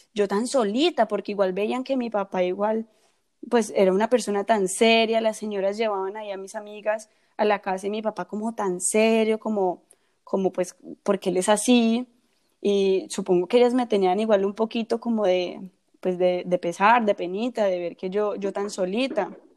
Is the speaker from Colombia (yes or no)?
yes; Colombia; en un país del que, yo, mm. del que yo soy, que soy colombiana.